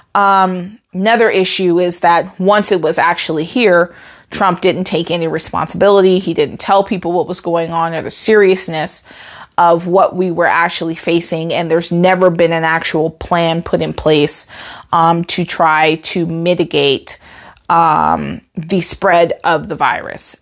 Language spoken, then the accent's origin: English; United States; as an American, as a proud American